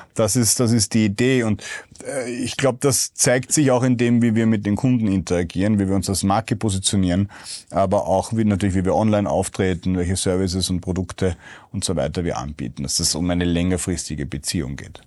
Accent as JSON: {"language": "German", "region": "Vienna", "country": "Austria", "said": "als Wiener"}